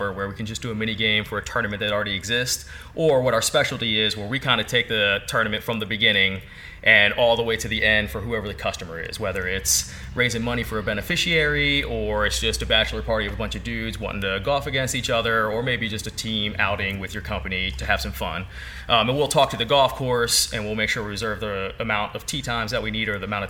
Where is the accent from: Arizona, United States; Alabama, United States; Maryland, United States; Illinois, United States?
Maryland, United States; St. Mary's County; I was born and raised here in St. Mary's County